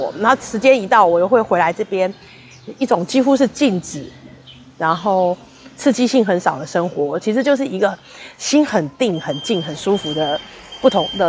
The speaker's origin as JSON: {"language": "Chinese", "region": "Taipei", "country": "Taiwan", "lives_now": "Yunlin, Taiwan", "said": "比方说，我以前在台北就觉得啊，都乡下人好可怜，怎么样怎么样怎么样。现在我才真的有时候自己觉得我们台北人好可怜"}